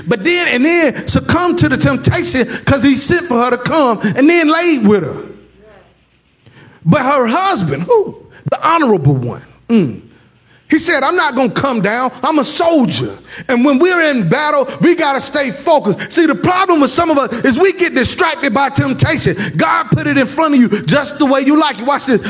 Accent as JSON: {"language": "English", "region": "the South", "country": "United States", "said": "Now, I'm black, if y'all don't know. And I'm from the South, okay?"}